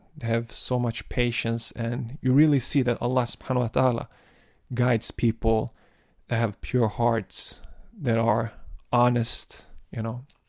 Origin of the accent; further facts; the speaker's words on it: Malmö, Skåne, Sweden; I've been born and raised in Malmo, and there's, and that's the city that I live